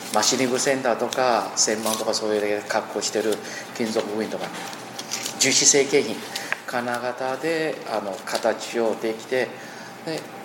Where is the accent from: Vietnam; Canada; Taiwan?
Taiwan; Japanese is a second language; moved away as an adult; 台湾に一応戻ってきました